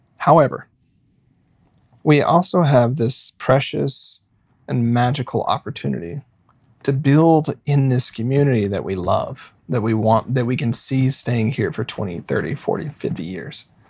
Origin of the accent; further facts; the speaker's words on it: Arkansas, United States; now in Portland, United States; I grew up in Arkansas